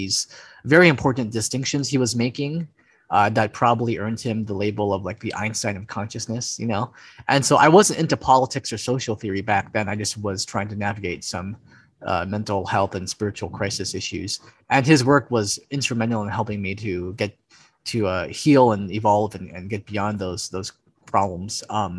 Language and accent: English; Hawaii, United States; Yeah, I was 17 years old and living in Hawaii. I grew up on the Big Island and I was a high school dropout.